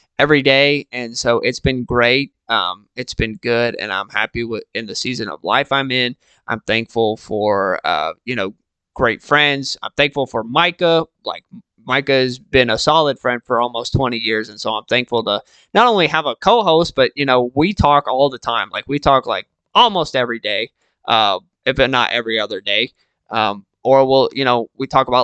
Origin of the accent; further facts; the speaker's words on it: Texas, United States; I'm from Texas